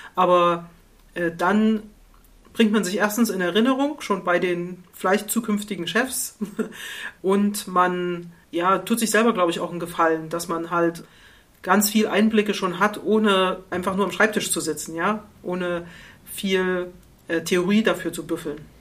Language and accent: German; East Germany, Germany; Ich komme ja aus der DDR